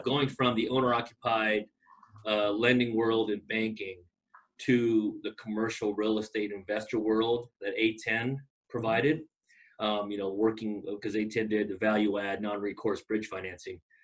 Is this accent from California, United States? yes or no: yes; Long Beach, California, United States; moved away as an adult; now in Boise, United States; I grew up in Long Beach, California